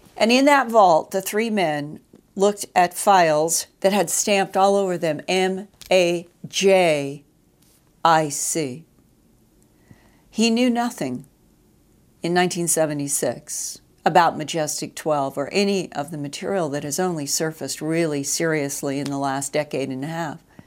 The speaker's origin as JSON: {"language": "English", "country": "United States", "said": "as an American citizen"}